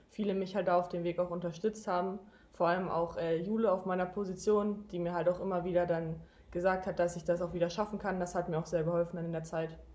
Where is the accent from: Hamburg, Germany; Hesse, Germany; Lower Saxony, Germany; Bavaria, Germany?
Lower Saxony, Germany; now in Leipzig, Germany; Äh, also ich komme ursprünglich aus dem Norden. Ich wohne neben Bremen in Niedersachsen